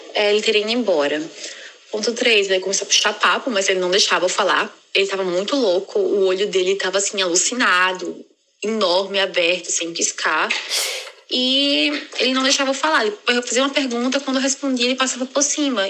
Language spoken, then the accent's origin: Portuguese; Brazil; now in London, United Kingdom; Como boa brasileira